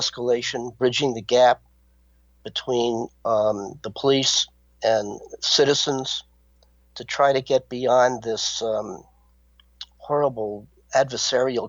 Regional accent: Miami, Florida, United States; As a boy growing up in Miami, Florida

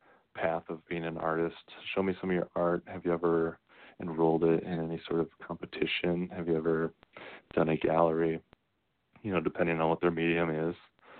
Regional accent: United States

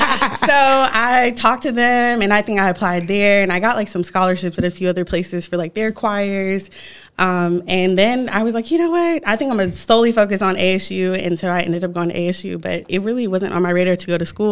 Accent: Virginia, United States; Well, I'm from Virginia, and I know y'all just said, like, oh, if you move, but I go back all the time.

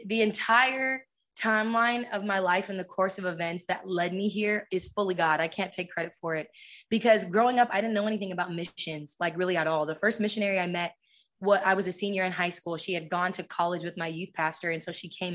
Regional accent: San Diego, California, United States; I'm from San Diego.

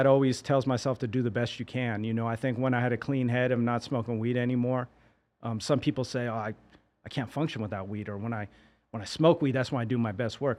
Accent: San Francisco, California, United States; me growing up in San Francisco

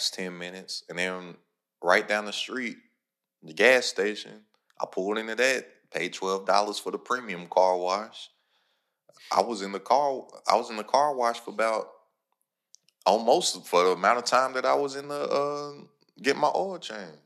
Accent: Lexington, Kentucky, United States; I'm from Lexington, Kentucky

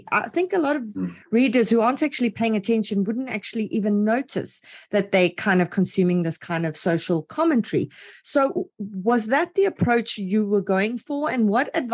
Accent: South Africa; I'm from South Africa

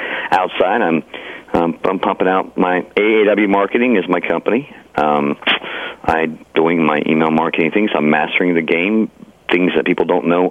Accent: United States; I'm an American

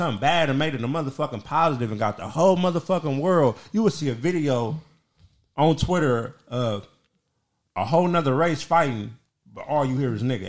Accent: United States; I'm from America.

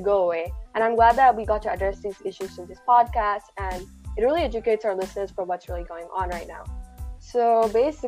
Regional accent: Malayali, Kerala, India; moved away; We should all be proud to be, you know, Malayali

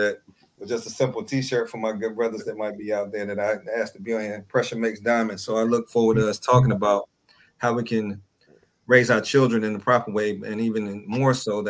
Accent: North Carolina, United States; moved away as an adult; also born or lived in Virginia / Durham, North Carolina; now in Marietta, United States; I moved here in 1996 from actually Durham, North Carolina. I'm originally from North Carolina, and grew up between North Carolina and Virginia all my life. So good Southern homeboy, if you will, but then with a little bit of small tidbit of a northern flair in there

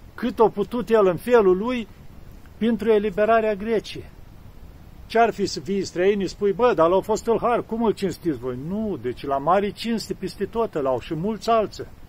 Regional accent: Romania; sunt român

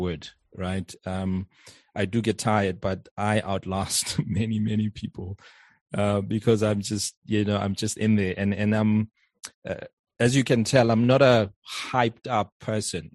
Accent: South Africa; also born or lived in Johannesburg; born and bred in South Africa. I live in Johannesburg

